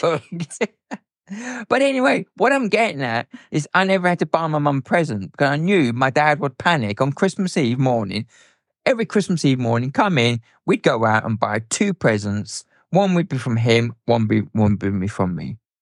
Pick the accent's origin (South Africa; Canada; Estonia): South Africa; moved away; I grew up in South Africa, um, as a teenager and a youngster